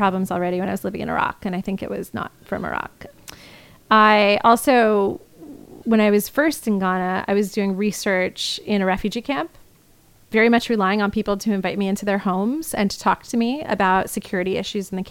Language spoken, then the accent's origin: English; Indiana, United States; now in New York, United States; where I grew up in Indiana